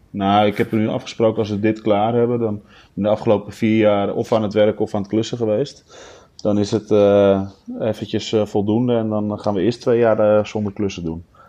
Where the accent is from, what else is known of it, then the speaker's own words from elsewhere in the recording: Almere, Flevoland, Netherlands; Ik woonde in Almere Haven in die tijd. Dus ja, daar ben je mee opgegroeid